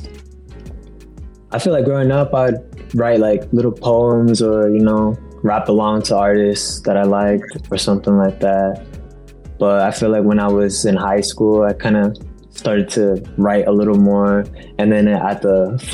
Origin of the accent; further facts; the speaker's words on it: Wenatchee, Washington, United States; I'm from Wenatchee, Washington, in Washington State